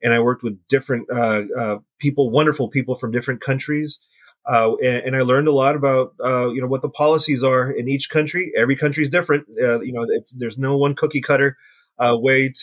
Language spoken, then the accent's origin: English; United States; also born or lived in El Salvador; I was actually born there, but raised in the United States.